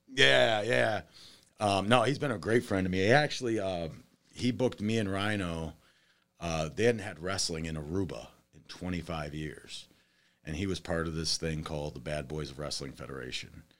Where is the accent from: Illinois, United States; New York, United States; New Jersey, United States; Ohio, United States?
Ohio, United States; Toledo; I'm from Toledo originally, uh, born and raised here